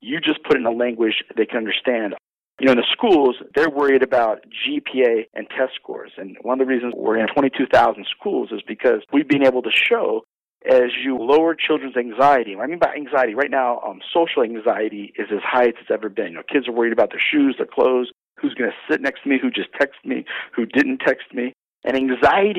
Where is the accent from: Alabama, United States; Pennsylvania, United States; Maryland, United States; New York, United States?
Maryland, United States; I'm from Maryland. Maryland's the crab state